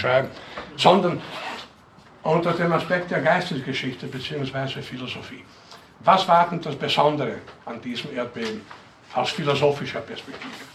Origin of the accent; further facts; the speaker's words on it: Northern Burgenland, Austria; aus der Gegend, wo ich herkomme, in Nordburgenland